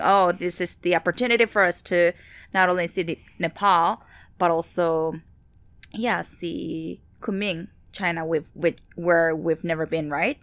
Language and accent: English; Seoul, South Korea; moved away; I'm from Seoul, Korea, so that's my homeland.